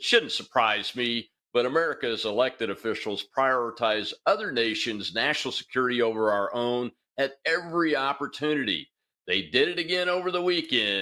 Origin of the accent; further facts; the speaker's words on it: Mississippi, United States; Mississippi, my home state